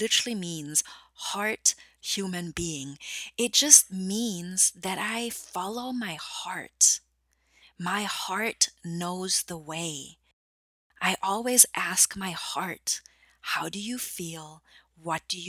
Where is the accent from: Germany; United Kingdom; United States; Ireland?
Germany; English is a second language; moved away; I'm originally from Germany